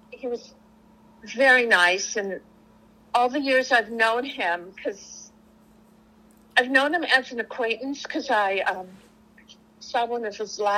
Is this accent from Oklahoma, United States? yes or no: no; Los Angeles, California, United States; accent: East Coast; also born or lived in Bronx, New York / London; but I grew up here in Laurel Canyon